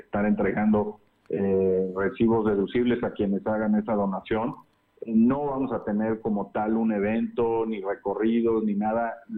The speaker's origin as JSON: {"language": "Spanish", "country": "Mexico", "said": "como mexicanos unirnos"}